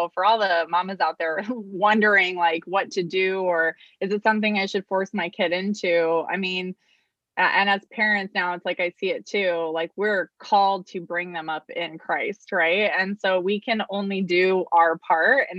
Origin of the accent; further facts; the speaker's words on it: Arizona, United States; I was born and raised here in Arizona